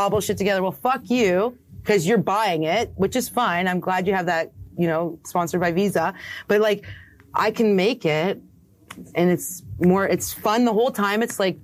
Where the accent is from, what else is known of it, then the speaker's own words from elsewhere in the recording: Canada; I'm from Canada